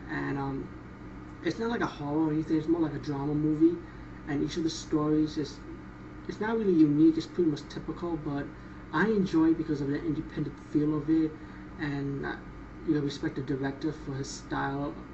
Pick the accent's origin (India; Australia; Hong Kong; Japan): India; pretty much as being Indian, I grew up around these supernatural stories and magic and never misuse it.